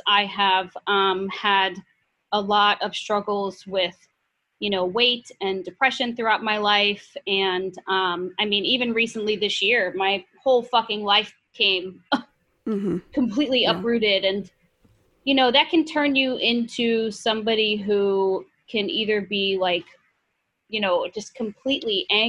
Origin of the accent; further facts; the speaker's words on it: Midwest, United States; now in New York City, United States; And, you know, growing up in the Midwest, you know, I never knew anybody who, you know, was Muslim.